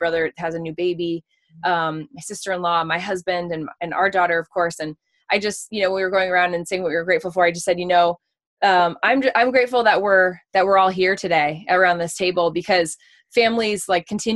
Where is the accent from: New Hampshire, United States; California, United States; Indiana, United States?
New Hampshire, United States; also born or lived in Reading, Massachusetts; I'm from originally Reading, Massachusetts, which is like a little outside the city of Boston. And then we moved to New Hampshire when I was about 10 years old